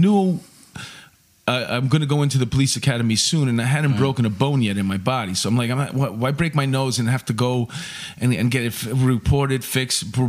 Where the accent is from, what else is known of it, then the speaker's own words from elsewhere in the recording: New York City, New York, United States; I'm from Astoria, and it wasn't a bad neighborhood